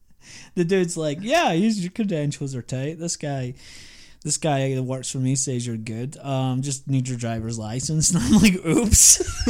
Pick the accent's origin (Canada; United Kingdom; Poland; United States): United Kingdom; Scotland; But the guy really liked my accent. We got to talking about Scotland, so he passed me.